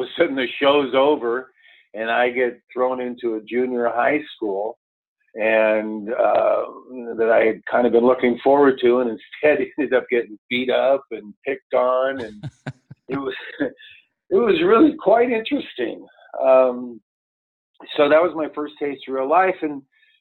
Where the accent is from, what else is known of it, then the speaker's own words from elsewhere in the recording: Los Angeles, California, United States; also born or lived in Santa Monica; I grew up on top of Bel Air Road. I was born in Santa Monica and, Bel Air's in West Los Angeles